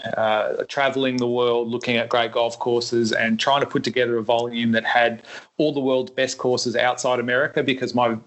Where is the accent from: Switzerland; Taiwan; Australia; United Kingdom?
Australia; Melbourne, Victoria; I grew up playing in Melbourne. I was a caddy at Royal Melbourne when I was very young